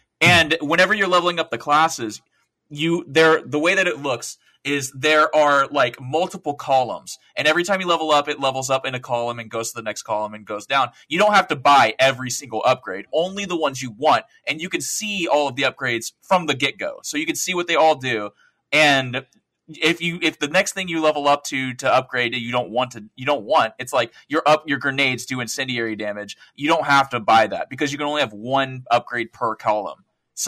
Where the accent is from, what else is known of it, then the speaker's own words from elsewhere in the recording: the South, United States; accent: Southern; Yeah, I'm sorry. My southern accent kicked in.